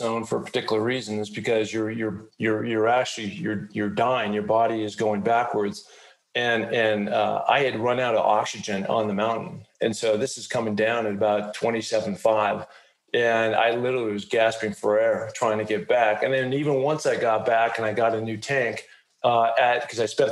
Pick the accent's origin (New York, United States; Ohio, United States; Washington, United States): Washington, United States; Seattle; growing up in Seattle, Washington